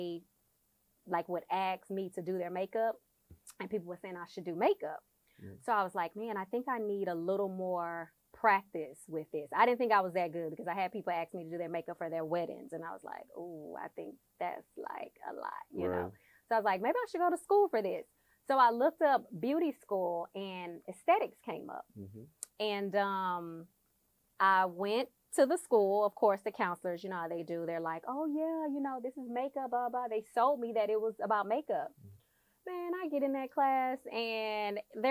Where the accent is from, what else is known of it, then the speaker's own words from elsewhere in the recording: Houston, Texas, United States; I'm from Houston, Texas. I went to Hastings in A-Leaf